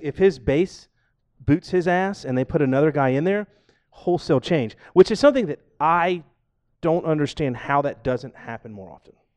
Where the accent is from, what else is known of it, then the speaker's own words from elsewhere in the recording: Georgia, United States; now in Seattle, United States; I'm from Georgia